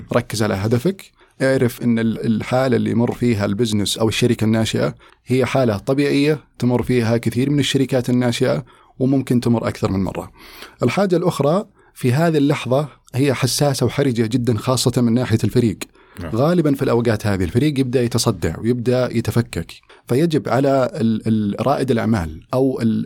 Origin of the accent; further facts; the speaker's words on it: Riyadh, Riyadh Province, Saudi Arabia; moved away as an adult; also born or lived in United States; ولدت وترعرعت في الرياض